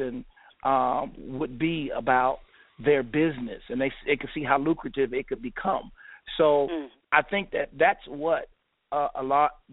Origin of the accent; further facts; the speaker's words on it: Ohio, United States; now in Atlanta, United States; my wife is originally from Chicago, and I'm originally from Ohio